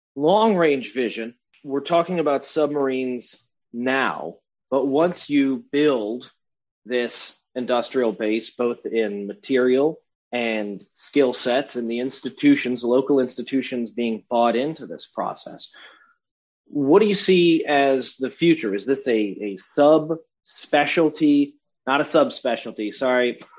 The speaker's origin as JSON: {"language": "English", "town": "Cleveland", "region": "Ohio", "country": "United States", "said": "I'm from Cleveland"}